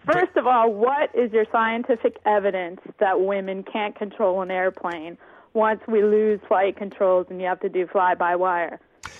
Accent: United States; I'm American.

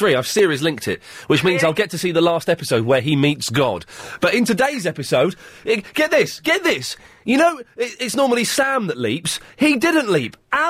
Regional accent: Farnham Common, South East England, United Kingdom; also born or lived in Slough; Well, actually, I'm from Farnham Common.

